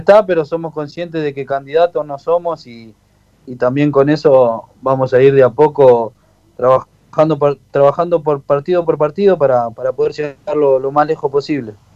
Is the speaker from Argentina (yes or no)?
yes; Avellaneda, Buenos Aires Province, Argentina; yo soy de Avellaneda, eh, me crié en Villa Tranquila